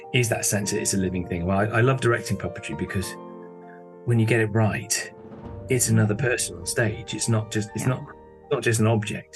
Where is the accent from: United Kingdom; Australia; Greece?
United Kingdom; Bristol, South West England; moved away as an adult; now in Leeds, United Kingdom; I'm originally from Bristol, which is down in the south of England.